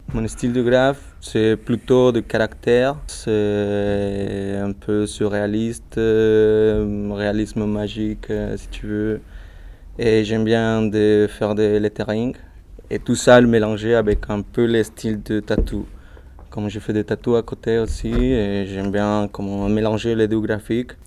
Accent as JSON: {"language": "French", "country": "Mexico", "second_language": "French", "moved": "as an adult", "lives_now": "Lyon, France", "said": "je suis original de Mexique"}